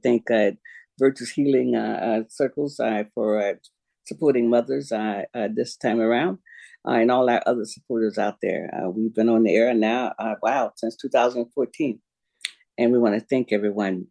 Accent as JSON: {"language": "English", "region": "Florida", "country": "United States", "moved": "yes", "lives_now": "Spokane, United States", "said": "I'm from Florida"}